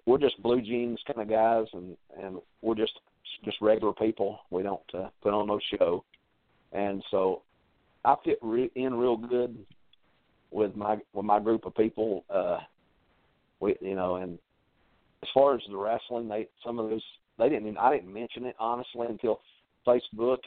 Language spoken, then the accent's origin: English; Lafayette, United States; this is my hometown